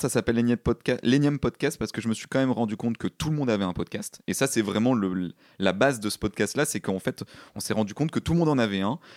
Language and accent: French; Paris, Île-de-France, France; Donc oui, parce qu'on est des Parisiens évidemment, sinon c'est pas drôle.